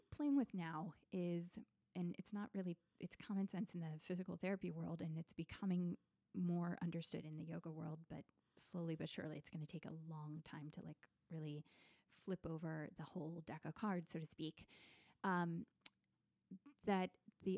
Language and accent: English; Richmond, Virginia, United States; also born or lived in Washington, District of Columbia, United States; when I moved out of DC back to Richmond, Virginia, my hometown